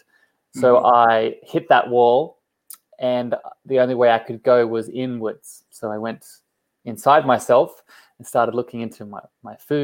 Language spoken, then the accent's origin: English; Australia; also born or lived in Coffs Harbour; I am from Australia, down on the East Coast.